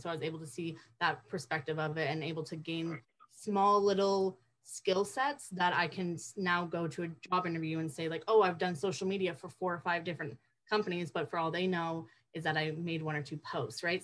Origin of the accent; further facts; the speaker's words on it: Paris, Ontario, Canada; also born or lived in Windsor, Ontario; I'm originally from Paris, Ontario, not France